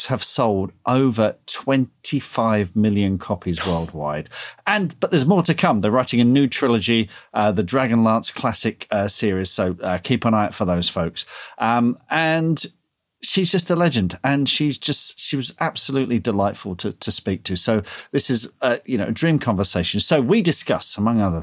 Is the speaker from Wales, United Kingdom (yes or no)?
no; Leatherhead, South East England, United Kingdom; at Thurfield School in Leatherhead